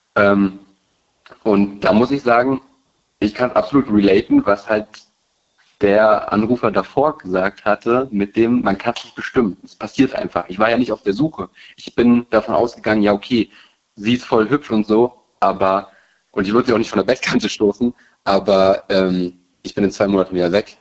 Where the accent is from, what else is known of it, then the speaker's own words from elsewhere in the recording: Berlin, Germany; also born or lived in Rhineland-Palatinate; Ich bin in Berlin geboren